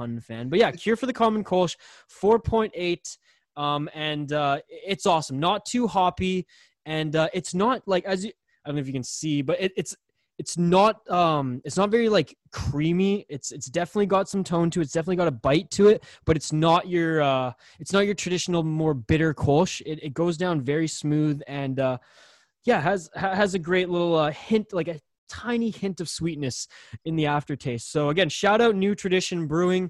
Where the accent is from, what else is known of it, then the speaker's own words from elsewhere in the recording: Vancouver Island, British Columbia, Canada; I'm from Vancouver Island, from the West Coast